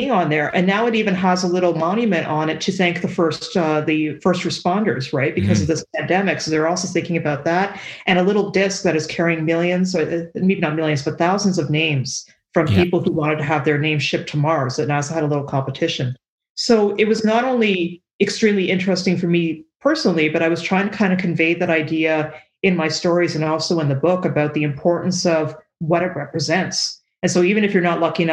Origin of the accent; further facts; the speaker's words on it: Canada; I am a Canadian